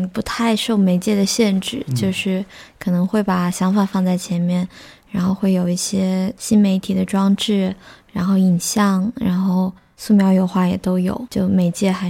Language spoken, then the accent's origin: Chinese; Yichang, Hubei, China; also born or lived in Hangzhou / London; now in Shanghai, China; 我是湖北人， 湖 北宜昌